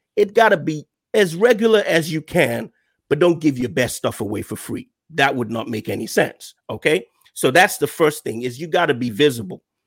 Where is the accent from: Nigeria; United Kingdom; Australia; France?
Nigeria; moved away as an adult; now in United States; I'm a Nigerian uh, by birth. Uh, I moved to the U.S. about two years ago